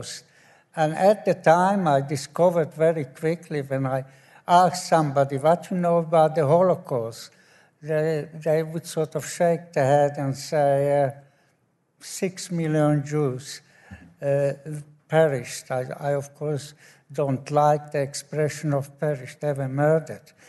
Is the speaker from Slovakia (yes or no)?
yes; Slovakia; moved away as an adult; now in Ireland; I was born in Slovakia